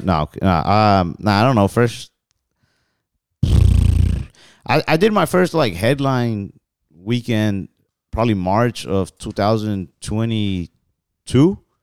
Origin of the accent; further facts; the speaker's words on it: Texas, United States; we're from Texas